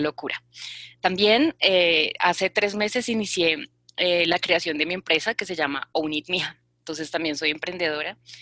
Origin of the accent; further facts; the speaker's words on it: Bogotá, Colombia; soy una mujer colombiana de Bogotá